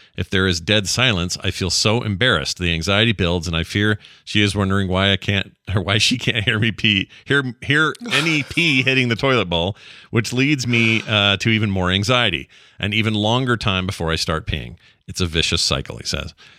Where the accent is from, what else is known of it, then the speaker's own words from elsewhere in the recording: Utah, United States; we're both from Utah, the land of pyramid schemes